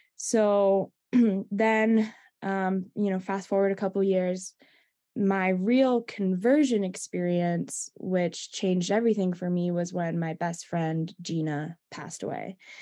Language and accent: English; East Coast, United States; I'm from the East Coast as you are, so that's home for me